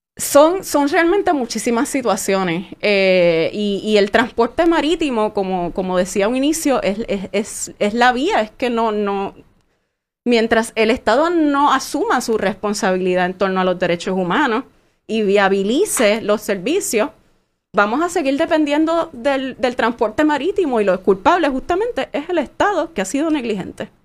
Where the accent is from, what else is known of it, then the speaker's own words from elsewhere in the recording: Vieques, Puerto Rico; también somos parte de Puerto Rico